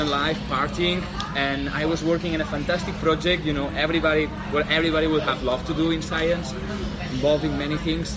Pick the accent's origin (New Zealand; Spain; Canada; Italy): Spain; Barcelona, Catalonia; I'm from Barcelona